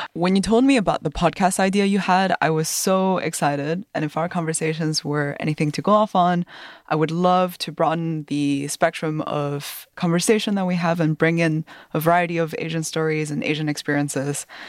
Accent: Nanjing, Jiangsu, China; also born or lived in United States / Dubai; now in Germany; I'm a Han Chinese person from Nanjing, China. I was born and raised in China.

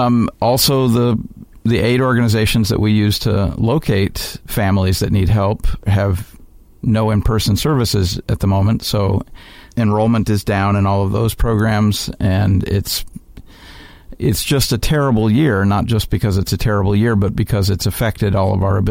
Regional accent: Chicago, Illinois, United States; Chicago, Illinois, my hometown.

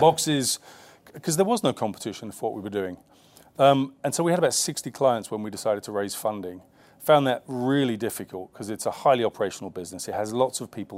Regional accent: London, United Kingdom; I grew up in the East End of London

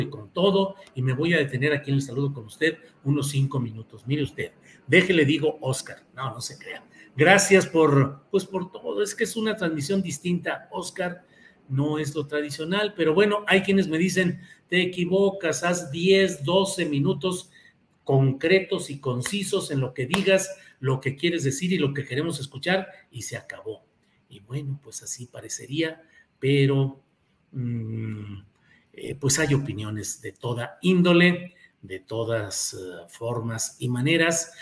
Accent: Torreón, Coahuila, Mexico; Coahuila, Coahuila de donde soy nativo. Yo nací en Torreón, Coahuila, y a mucha honra

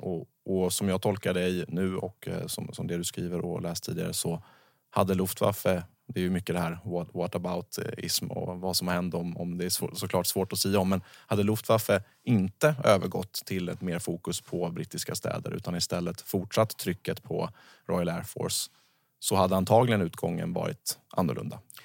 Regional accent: Sweden; som svensk eh, fredsskadad person

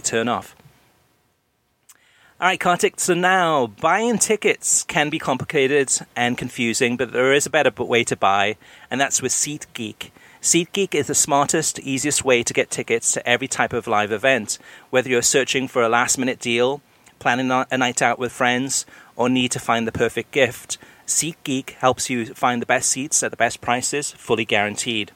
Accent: Wales, United Kingdom; now in United States; And I'm Welsh. I was born in Wales. I grew up in Wales. And I'm an American citizen.

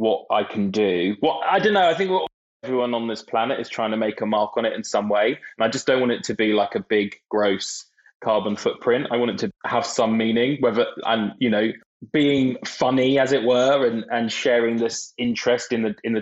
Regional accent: Brighton, South East England, United Kingdom; I grew up in Brighton

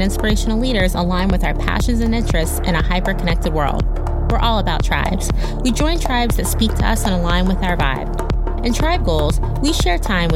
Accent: Indianapolis, Indiana, United States; now in Florida, United States; I moved down to Florida. I'm from Indianapolis

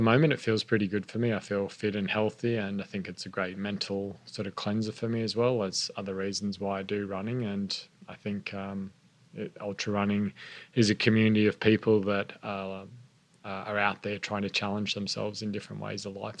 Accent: Queensland, Australia; also born or lived in Sydney, New South Wales; I was born in Sydney, grew yeah. up in Queensland

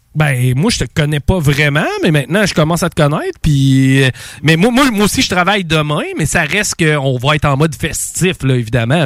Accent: Quebec City, Quebec, Canada; moi, je suis de Québec

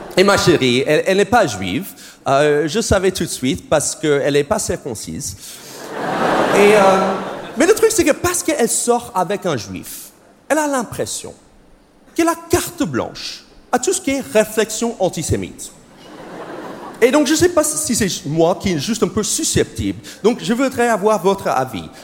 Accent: United States; accent: American; French is a second language; moved away; C'est mon vrai accent, c'est parce que je suis américain

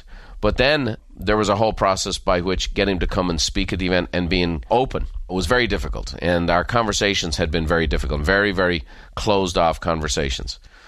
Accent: Ireland; As a child growing up in Ireland, I just remember thinking how outlandish it was that people would shoot for the stars

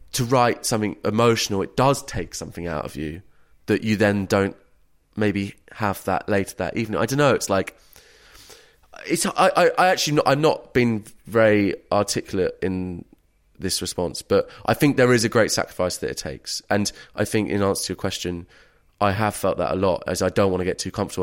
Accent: England, United Kingdom; as a English middle class man

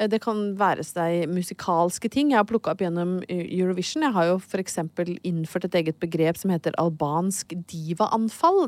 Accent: Brøttum, Innlandet, Norway; en veldig, veldig god venninne, Heidi, som jeg vokste opp på Brøttum eh, sammen med

